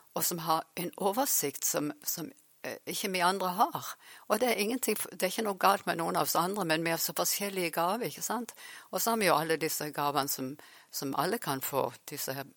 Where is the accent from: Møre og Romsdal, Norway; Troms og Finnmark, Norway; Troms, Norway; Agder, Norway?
Agder, Norway; Farsund; also born or lived in Vanse / Oslo / Sandnes / Uppsala; jeg har vokst opp faktisk her i Farsund, så nå er jeg tilbake igjen i Farsund.